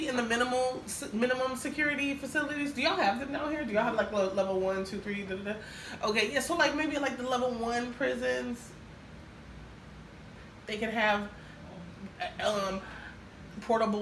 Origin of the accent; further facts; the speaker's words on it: Minnesota, United States; now in Miami, United States; I'm from Minnesota